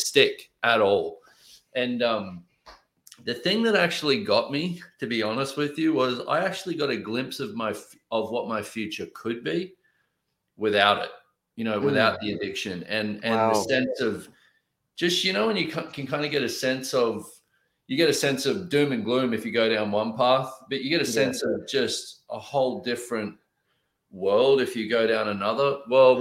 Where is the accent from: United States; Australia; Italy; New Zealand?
Australia; I grew up in Australia